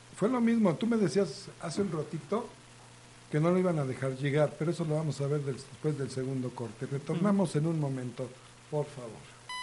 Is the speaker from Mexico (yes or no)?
yes; Mexico; como mexicanos